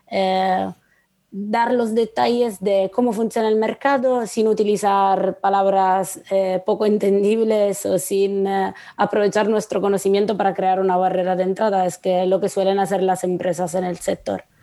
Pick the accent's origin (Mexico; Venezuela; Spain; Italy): Italy; Spanish is a second language; yo no lo entenderé porque soy italiana.